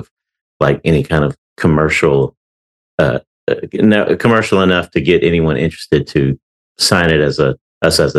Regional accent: Baton Rouge, Louisiana, United States; moved away as an adult; now in Nashville, United States; I grew up in Baton Rouge, Louisiana

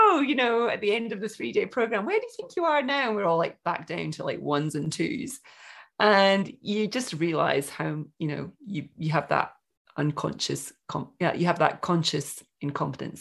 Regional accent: Scotland, United Kingdom; moved away as an adult; also born or lived in Broken Hill, Australia; now in Australia; I'm born and bred in Scotland, went to uni in Scotland and moved to Broken Hill in 1995

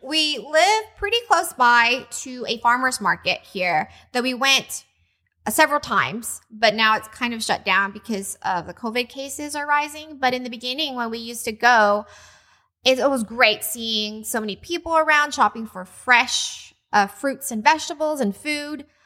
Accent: Texas, United States; moved away as an adult; now in Hawaii, United States; we came from Texas

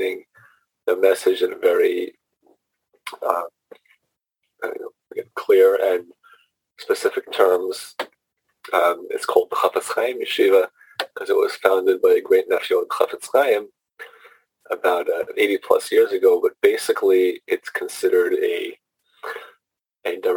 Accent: New York City, New York, United States; moved away as an adult; also born or lived in San Diego / Fort Worth / Miami; now in Huntington, United States; I grew up in Brooklyn, New York, in the neighborhood of called Flatbush

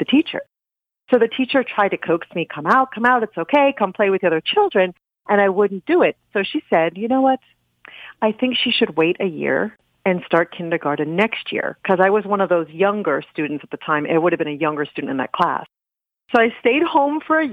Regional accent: Amherst, Massachusetts, United States; now in Los Angeles, United States; I grew up in New England in a small college town, Amherst, Massachusetts

